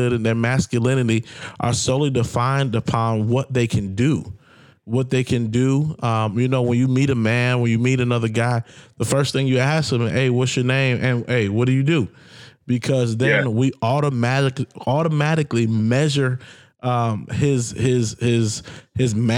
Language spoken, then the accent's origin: English; the South, United States; I grew up in the South